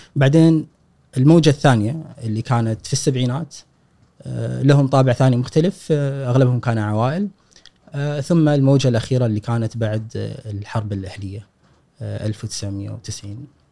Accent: Kuwait; ان انا مولود هني

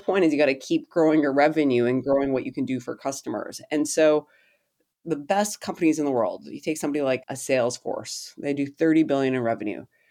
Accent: Canada; I'm a Canadian

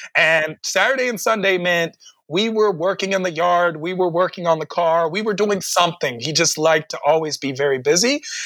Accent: Washington, District of Columbia, United States; I was born and raised in Washington, D.C.

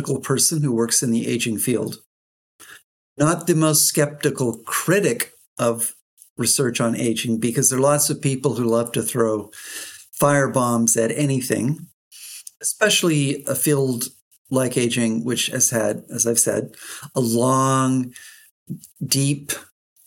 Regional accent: Canada; moved away; also born or lived in England / United States; I'm Canadian and I've lived and worked in both England and the United States

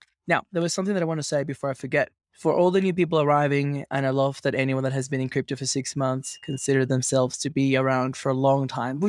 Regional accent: Venezuela; As you can imagine, growing up in Venezuela was a bit wild, fun, but wild.

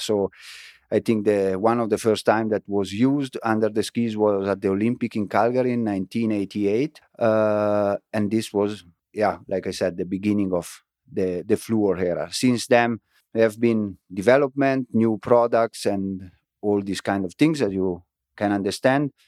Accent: Frassinoro, Emilia-Romagna, Italy; English is a second language; moved away; my hometown, Frasinoro

